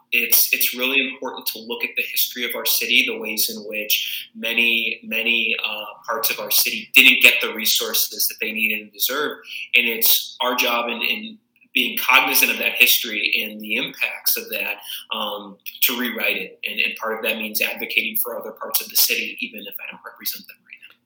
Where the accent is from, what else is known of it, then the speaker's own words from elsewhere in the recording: Tucson, Arizona, United States; moved away as an adult; also born or lived in Chicago area; now in Chicago, United States; I was born and raised in Tucson, Arizona, the southern part of that state